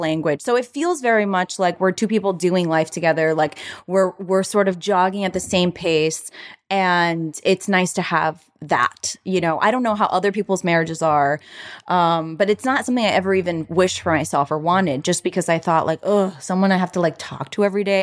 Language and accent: English; Florida, United States; now in Los Angeles, United States; I'm from Florida